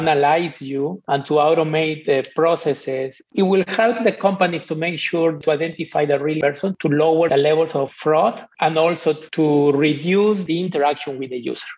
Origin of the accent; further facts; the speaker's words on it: Peru; moved away; I'm from Peru